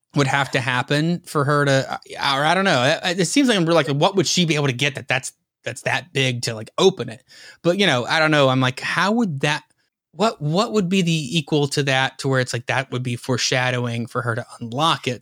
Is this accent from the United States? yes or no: yes; the South, United States; being a Southerner like me